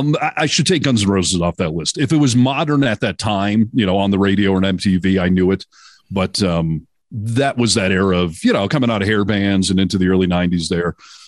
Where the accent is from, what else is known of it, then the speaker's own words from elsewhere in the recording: Detroit, Michigan, United States; moved away; also born or lived in Seattle; I grew up in the Detroit, Michigan area, but I never heard Motown until I moved to Seattle